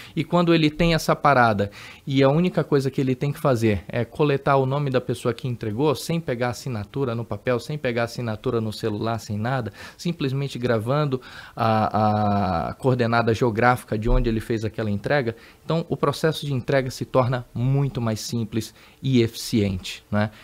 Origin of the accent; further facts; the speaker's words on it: Amazonas, Brazil; moved away as an adult; now in São Paulo, Brazil; Eu sou do Amazonas, sou amazonense, então até aquela época, 2010, eu morei lá no Amazonas, então morei 30 anos da minha vida lá no Amazonas